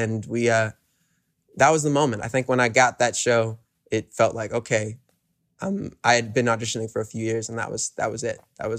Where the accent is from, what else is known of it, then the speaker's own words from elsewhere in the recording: New York City, New York, United States; also born or lived in Woodstock, New York; Man, I grew up in Hell's Kitchen, New York City.